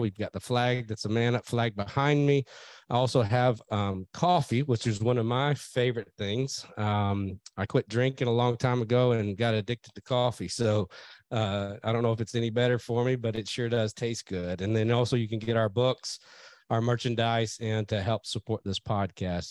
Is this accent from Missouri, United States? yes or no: yes; St. Louis, Missouri, United States; the great state of Missouri, St. Louis, Missouri, and they stopped in uh, in my hometown here